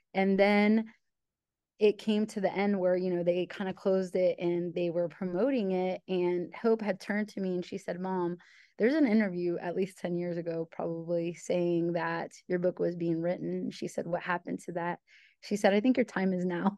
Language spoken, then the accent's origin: English; Illinois, United States; moved away; also born or lived in New York / Ohio; I'm originally from Illinois, so I'm a Midwesterner